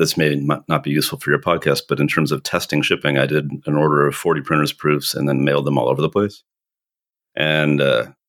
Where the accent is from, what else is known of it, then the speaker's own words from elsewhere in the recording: St. Louis, Missouri, United States; moved away as an adult; now in Minnesota, United States; I grew up in St. Louis